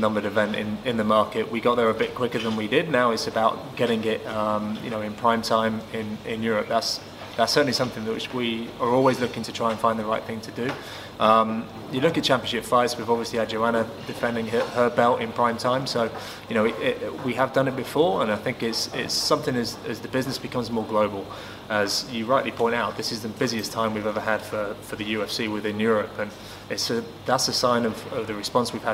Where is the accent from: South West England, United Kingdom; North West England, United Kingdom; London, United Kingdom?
North West England, United Kingdom; Manchester; Manchester is my hometown